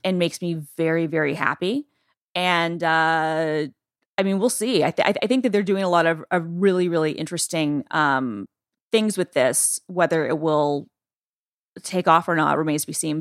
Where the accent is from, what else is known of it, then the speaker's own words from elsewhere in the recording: Georgia, United States; Georgia, my home state